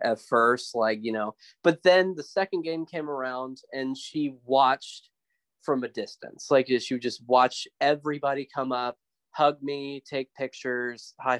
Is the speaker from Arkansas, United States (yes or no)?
no; West Texas, United States; my hometown in West Texas